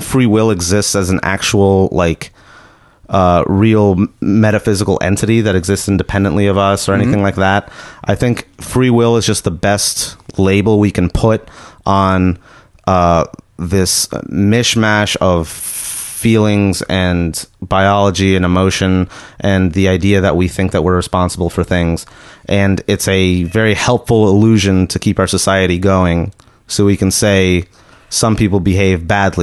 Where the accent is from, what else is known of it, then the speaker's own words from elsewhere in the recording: United States; I'm an American